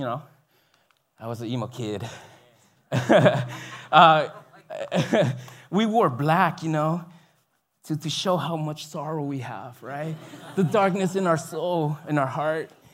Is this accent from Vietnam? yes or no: yes; Binh Duong, Vietnam; moved away; I grew up there in South Vietnam, in a city called Bình Dương.